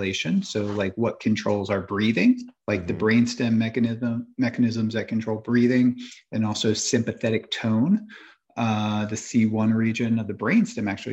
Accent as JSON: {"language": "English", "region": "New Jersey", "country": "United States", "tie": "born or raised there", "also_born_or_lived": "Ohio", "moved": "as an adult", "lives_now": "Florida, United States", "said": "I grew up in the Northeast, New Jersey"}